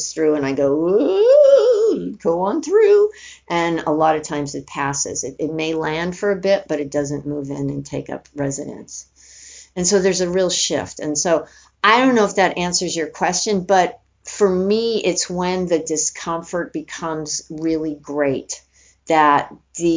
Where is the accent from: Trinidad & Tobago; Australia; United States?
United States; New York City, New York; I grew up in New York City, went to high school in the South Bronx